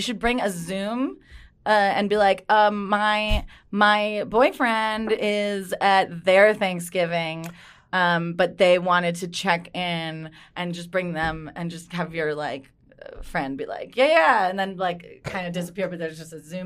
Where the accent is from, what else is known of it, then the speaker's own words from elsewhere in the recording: Cleveland, Ohio, United States; He's from Youngstown, and okay. I'm from Cleveland.